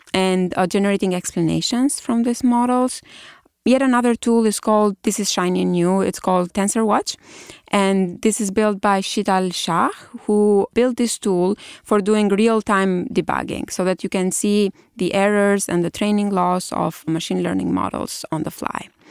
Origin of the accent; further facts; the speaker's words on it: Albania; moved away as an adult; also born or lived in Germany / Italy; now in United States; I did my undergrad in Albania, which is my home country.